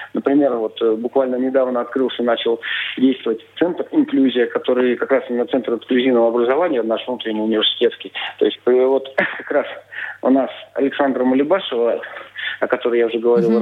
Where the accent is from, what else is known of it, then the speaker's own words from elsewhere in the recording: Siberia, Russia; moved away as an adult; also born or lived in Biysk; now in Saint Petersburg, Russia; я родом из Сибири, я далеко не из Санкт-Петербурга